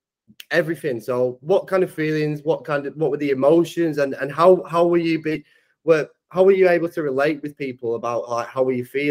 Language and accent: English; Preston, North West England, United Kingdom; I'm from Preston myself